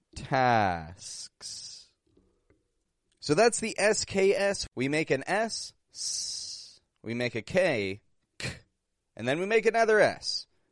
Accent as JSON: {"language": "English", "town": "Toronto", "region": "Ontario", "country": "Canada", "also_born_or_lived": "Mexico", "said": "I'm from Toronto, Canada"}